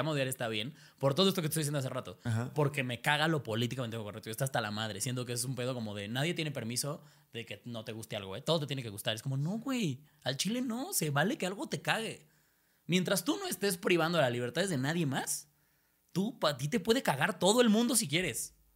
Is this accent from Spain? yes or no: yes; Spain; now in Mexico; Estoy un ejemplo, para no, para no sus mis hermanos